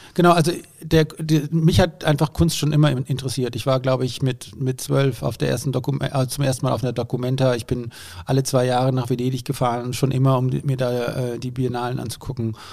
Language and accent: German; Germany; wurden aber natürlich als Deutsche ziemlich bemitleidet